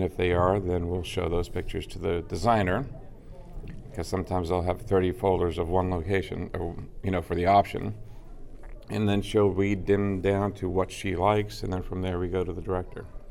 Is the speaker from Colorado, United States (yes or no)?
no; Los Angeles, California, United States; moved away; I am originally from Los Angeles.